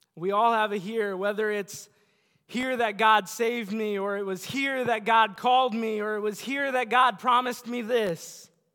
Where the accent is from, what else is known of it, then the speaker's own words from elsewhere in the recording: Bellevue, United States; Bellevue where I grew up